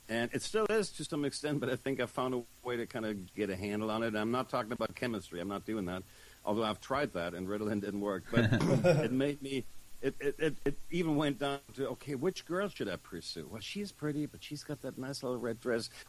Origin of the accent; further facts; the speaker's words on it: Germany; born there; accent: German; also born or lived in Los Angeles; I was born in Germany uh, to a uh, German father, and if you can hear the funny accent, that's why I lived there for 10 years when I was a teenager